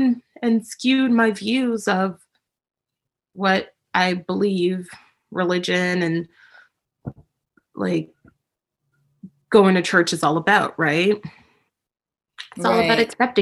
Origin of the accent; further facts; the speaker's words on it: Toronto, Ontario, Canada; I'm in Canada. I was born and raised in Toronto, Ontario, Canada